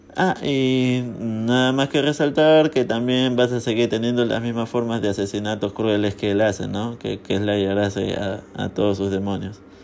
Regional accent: Peru; en mi país, porque yo soy peruano

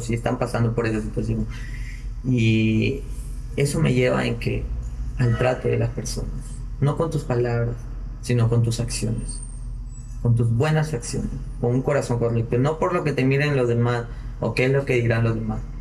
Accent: Piura, Peru; como buen piurano

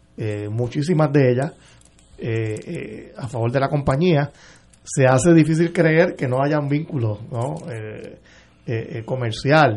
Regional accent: Puerto Rico; como puertorriqueño, como cliente de la Autoridad de Energía Eléctrica

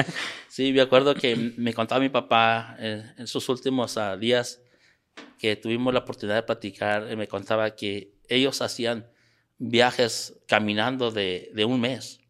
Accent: Mexico; moved away as an adult; also born or lived in San Antonio, Texas / Querétaro; now in United States; tuve que regresar a, al pueblo donde yo nací, ahí donde, donde me crié

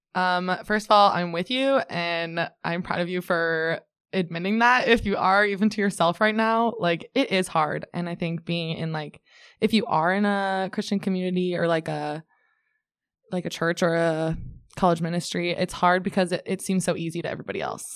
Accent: Ames, Iowa, United States; I'm from Ames originally

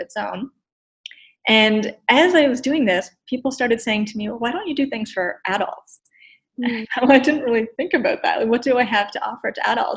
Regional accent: Nova Scotia, Canada; now in Ottawa, Canada; I grew up in Nova Scotia. I'm a transplant in Ottawa.

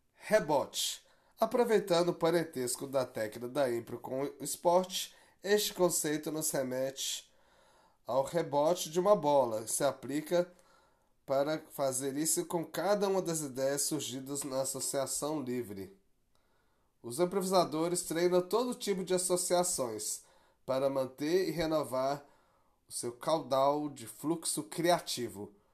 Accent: Brazil; also born or lived in Belo Horizonte; o que isso nos traz como brasileiros

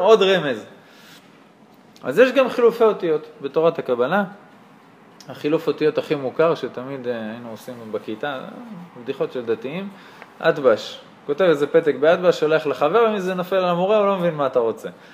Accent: Karnei Shomron, West Bank, Israel; כשהיינו קטנים בקרני שומרון

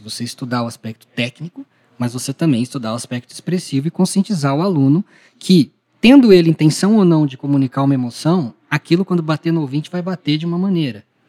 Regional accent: Ribeirão Preto, São Paulo, Brazil; lá em Ribeirão Preto, que é a minha cidade natal

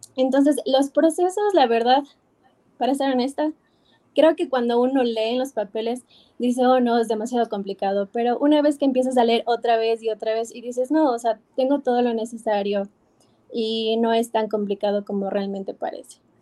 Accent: Ecuador; moved away as an adult; now in New York, United States; me regresé a Ecuador

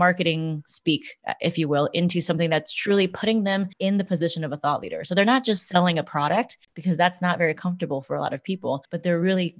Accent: Los Angeles, California, United States; I was born in Los Angeles, California.

